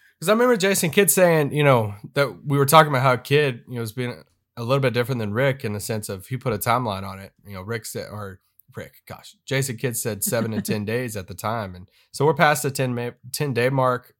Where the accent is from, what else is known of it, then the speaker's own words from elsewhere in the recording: Kentucky, United States; moved away as an adult; now in Dallas, United States; I'm from Kentucky. We met in Kentucky, moved from Kentucky to Te, to Dallas, Texas, uh, right at eight years ago